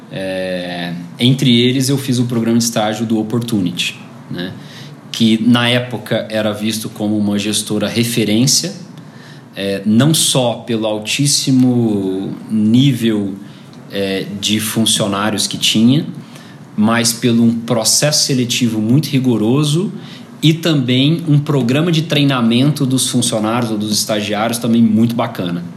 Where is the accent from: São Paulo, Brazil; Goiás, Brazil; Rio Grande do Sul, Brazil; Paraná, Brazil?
Goiás, Brazil; Goiânia; Eu nasci em Goiânia em 83